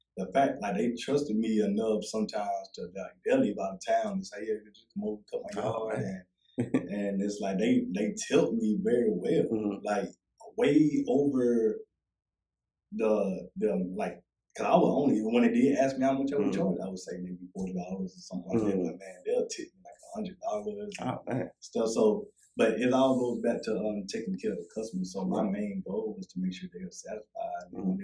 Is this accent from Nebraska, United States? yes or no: no; Georgia, United States; also born or lived in Union; But I did a lot of my growing up in Georgia. So most of my memories are in Georgia.